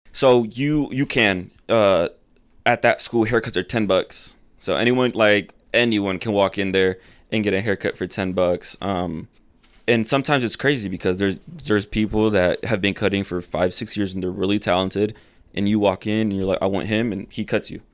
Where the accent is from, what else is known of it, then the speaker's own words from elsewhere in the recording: Akron, Indiana, United States; first language Spanish; English is a second language; also born or lived in Fort Wayne, Indiana; So I'm from Akron, a little town, you know, and then I moved to a huge city in my eyes